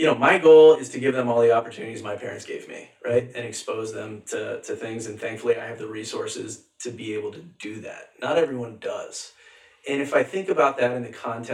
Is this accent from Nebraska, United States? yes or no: no; Allentown, Pennsylvania, United States; growing up in Allentown, PA, I had this great childhood